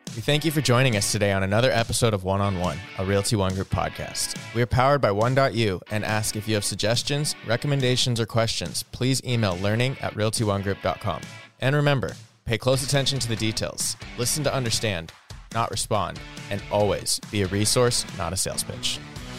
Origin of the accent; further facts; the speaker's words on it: Southern California, United States; I grew up in Southern California